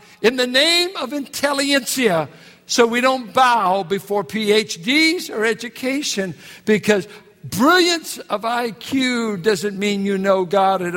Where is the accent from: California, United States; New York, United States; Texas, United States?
California, United States; Richmond; I'm from Richmond, California